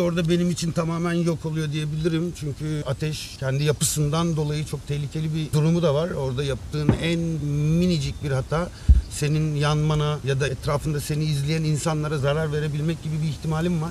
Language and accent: Turkish; Istanbul, Turkey; moved away as an adult; now in Antalya, Turkey; İstanbul'da doğdum sonuçta. Yıllar önce geldim Antalya'ya işimle alakalı